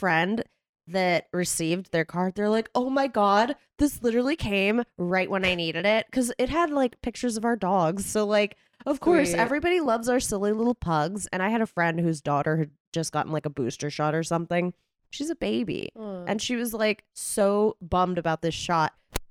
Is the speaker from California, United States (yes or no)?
yes; California, United States; I grew up here in California, so it's not really like I've truly lived in a place where I experienced